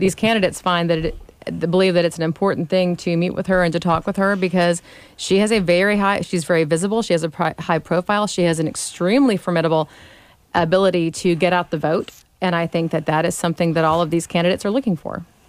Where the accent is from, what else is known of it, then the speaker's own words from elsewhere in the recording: Gulf Coast, United States; moved away; also born or lived in Smyrna; I grew up on the Gulf Coast